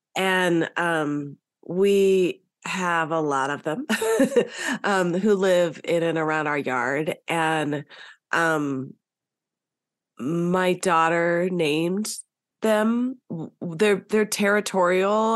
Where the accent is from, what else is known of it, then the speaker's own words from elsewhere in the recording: Southern California, United States; moved away as an adult; also born or lived in North Carolina / Virginia / Northern Colorado; now in Colorado, United States; I grew up in California